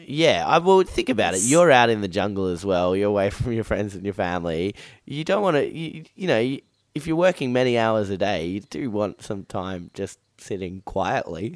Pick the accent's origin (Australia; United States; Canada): Australia; Perth, Western Australia; I grew up in Perth